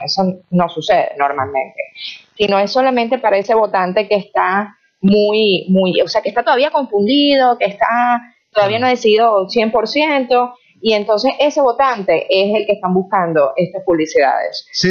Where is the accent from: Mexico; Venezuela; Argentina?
Venezuela; moved away as an adult; now in United States; como venezolana